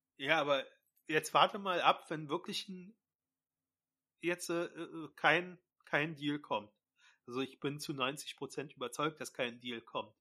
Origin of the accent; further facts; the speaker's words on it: Berlin, Germany; wir Berliner